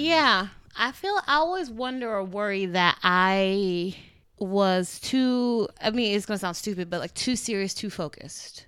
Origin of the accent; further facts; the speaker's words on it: Trinidad & Tobago; also born or lived in Orlando; I'm Trinidadian